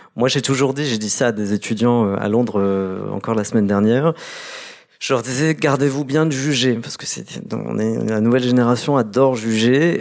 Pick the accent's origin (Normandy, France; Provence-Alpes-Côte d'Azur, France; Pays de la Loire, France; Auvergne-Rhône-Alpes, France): Normandy, France; Caen; moved away as an adult; also born or lived in Kabylie, Algeria / England; je suis né en Algérie, en Kabylie, dans les hameaux que, que Camus a visités 40 ans jour pour jour après sa visite. Et ensuite, dans le cas du regroupement familial, je me retrouve euh, dans, en Normandie